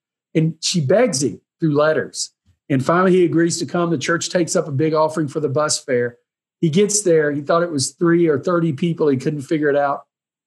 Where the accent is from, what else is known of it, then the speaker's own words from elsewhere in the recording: Lindale, Texas, United States; When I grew up in Lindale, you know, David Wilkerson went to my dad's church